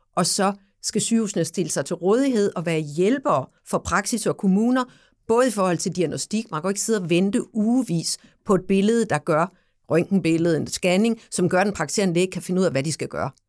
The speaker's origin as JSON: {"language": "Danish", "area": "Samsø", "region": "Central Denmark Region", "country": "Denmark", "said": "nu er jeg jo fra Samsø"}